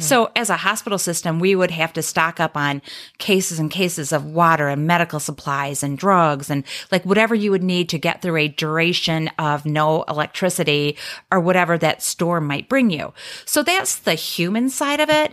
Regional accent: Midwest, United States; moved away as an adult; also born or lived in South Florida; I am from the Midwest, but spent thirteen years in, in South Florida

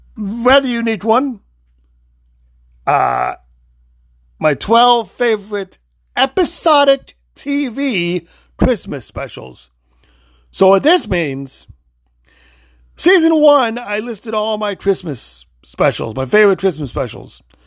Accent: Illinois, United States; moved away; also born or lived in Florida; I'm only originally from Illinois. I've only lived in Illinois and Florida.

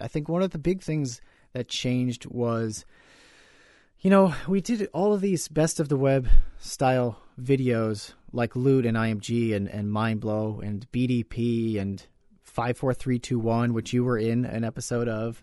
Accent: New York, United States; growing up in New York, in the United States of America

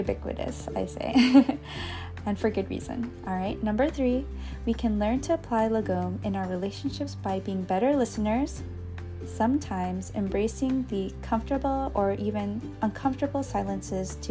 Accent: United States; as an American or in the United States

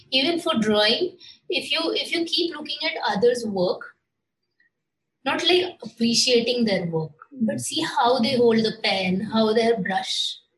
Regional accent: Maharashtra, India; born or raised there; moved away as an adult; also born or lived in Mumbai / Pune

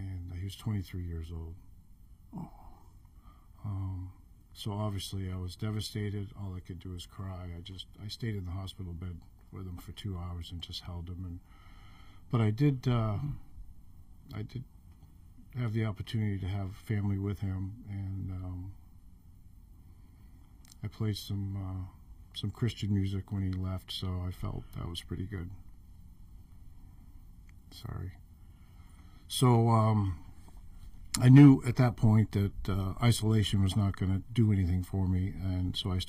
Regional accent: Rangeley, Maine, United States; moved away as an adult; also born or lived in Alaska; I grew up in Rangeley, Maine

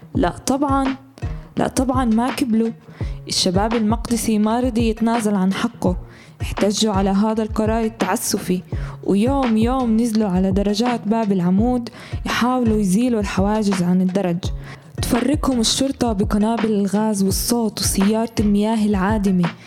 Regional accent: Palestine; إحنا كفلسطينيين

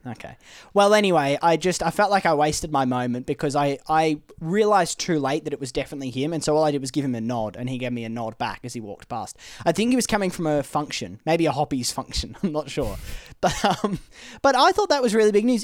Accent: Australia; growing up in Australia

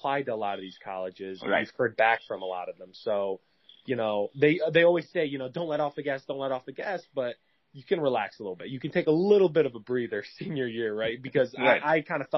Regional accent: Michigan, United States; moved away as an adult; now in New York City, United States; I was born and raised in Michigan, in a suburb in Michigan

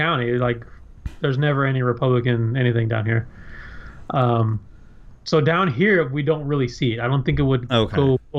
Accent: California, United States; now in South Texas, United States; I'm from California originally, so I still have a lot of family over there.

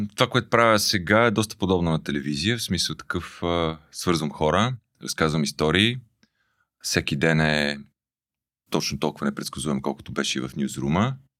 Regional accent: Pazardzhik, Pazardzhik Province, Bulgaria; moved away; съм израснал в Пазарджик

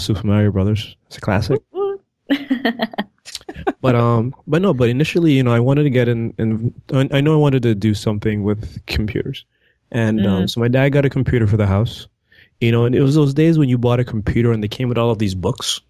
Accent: Antigua & Barbuda; moved away; growing up in Antigua, we didn't have at the time computers in the classrooms

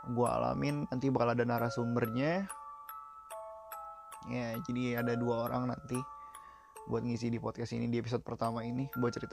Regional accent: East Jakarta, Jakarta, Indonesia; Gue kan dari Jakarta Timur juga, perbatasan Bekasi, Pengasinan

